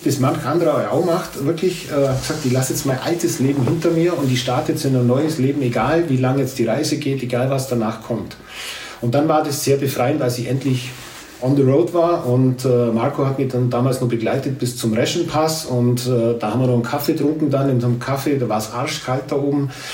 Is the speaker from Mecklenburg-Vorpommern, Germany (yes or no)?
no; Grumbach, Bavaria, Germany; als ich Grumbach verlassen habe